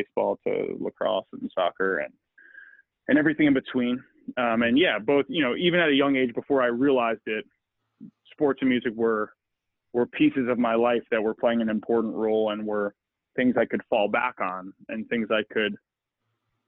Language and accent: English; Long Island, New York, United States; I grew up in New York in the, and I think what was a pretty standard suburban upbringing